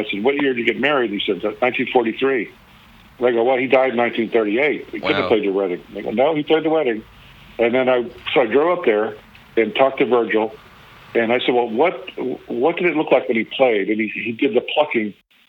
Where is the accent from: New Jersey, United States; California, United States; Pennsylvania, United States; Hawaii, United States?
Hawaii, United States; Honolulu; now in Austin, United States; I was from Honolulu, and I had a biker T-shirt business with a tattoo artist